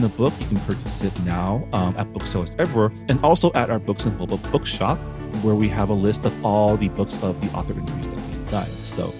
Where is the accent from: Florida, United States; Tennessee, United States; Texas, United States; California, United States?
California, United States; San Gabriel; San Gabriel is my hometown